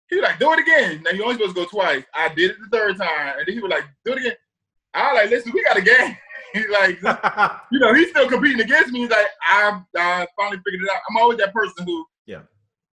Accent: New Jersey, United States; I'm from South Jersey, so an Eagles fan I was

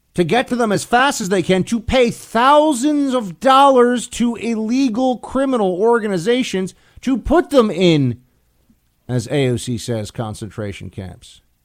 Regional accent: New York, United States; my home state of New York

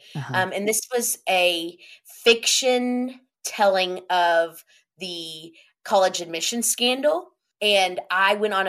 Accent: Lexington, United States; I grew up in Lexington, so it was the same thing in Lexington too.

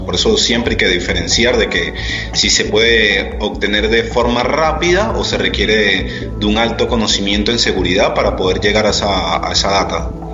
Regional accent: Venezuela; moved away as an adult; now in Argentina; soy venezolano, tengo seis años ya radicado en Argentina

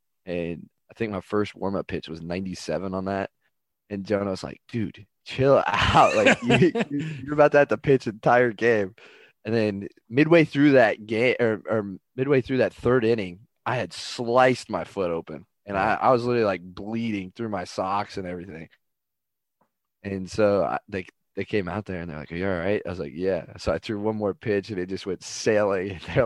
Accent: Oklahoma, United States; born or raised there; moved away as an adult

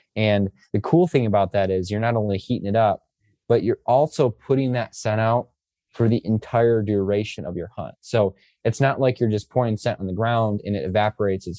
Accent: Michigan, United States; I'm from Michigan, it's pretty cold during peak rut here in Michigan

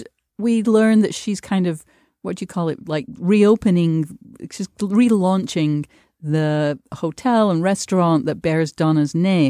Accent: United Kingdom; I have to just as a Brit interlude say

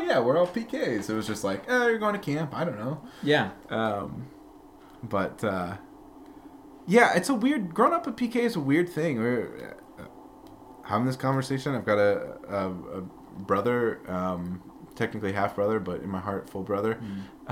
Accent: Peoria, Illinois, United States; also born or lived in Glasford, Illinois; when I was uh, four and a half, roughly almost five, that summer we moved to Peoria, and uh, that's where I grew up

